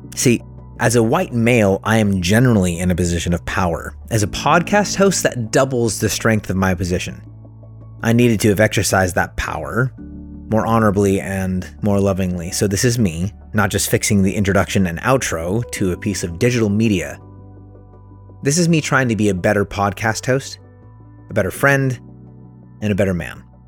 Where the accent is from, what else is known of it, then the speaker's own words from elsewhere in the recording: Oakland, California, United States; also born or lived in Martinez, California; I was born in Oakland, California. Grew up here.